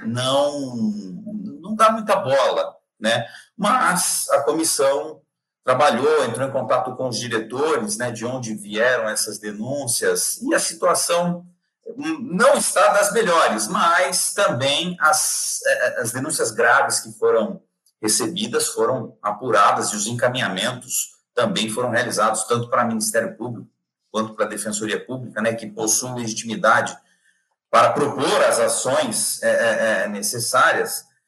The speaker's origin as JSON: {"language": "Portuguese", "country": "Brazil", "said": "como, como brasileiro"}